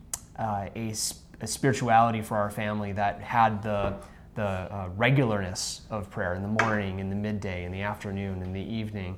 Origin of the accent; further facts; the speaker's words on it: Green Bay, Wisconsin, United States; also born or lived in Milwaukee, Wisconsin; now in Milwaukee area, United States; I'm from Green Bay.